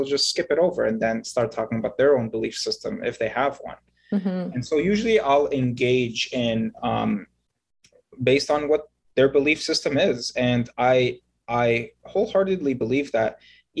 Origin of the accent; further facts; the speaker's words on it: Egypt; I was born in Egypt, and I am a Coptic Christian.